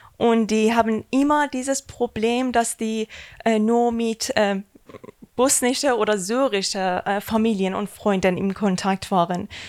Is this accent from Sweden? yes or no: no; Iran; German is a second language; moved away as an adult; now in Germany; ich bin ein Iraner, die seit 2016 in ähm, Deutschland wohne.